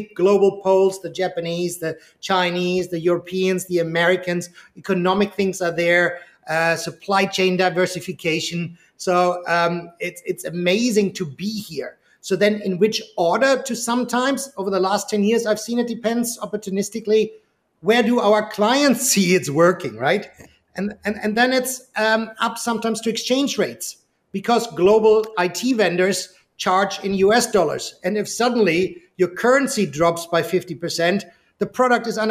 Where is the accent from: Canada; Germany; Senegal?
Germany; moved away; I'm originally from Germany.